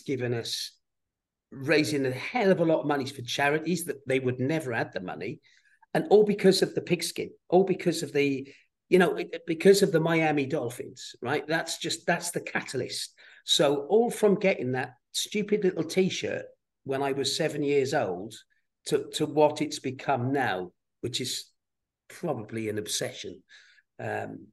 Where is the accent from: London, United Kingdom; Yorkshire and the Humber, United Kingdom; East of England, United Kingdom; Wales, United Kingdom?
Wales, United Kingdom; South; Nobody in my little village in South Wales had been anywhere near America